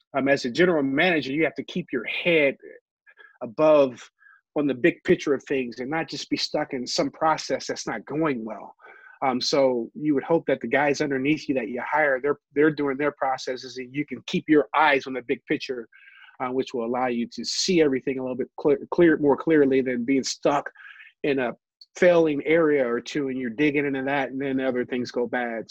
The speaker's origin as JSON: {"language": "English", "region": "Ohio", "country": "United States", "tie": "born or raised there", "moved": "as an adult", "lives_now": "Michigan, United States", "said": "I grew up in Ohio"}